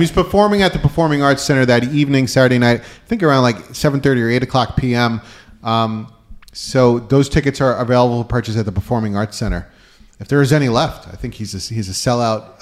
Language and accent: English; Westhampton Beach, New York, United States; I'm from West Hampton Beach area